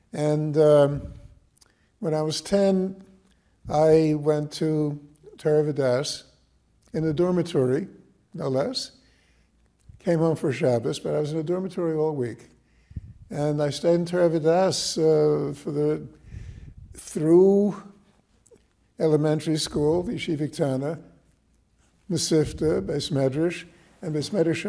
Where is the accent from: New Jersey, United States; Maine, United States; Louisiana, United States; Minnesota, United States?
New Jersey, United States; Newark; I was born in Newark, 1935.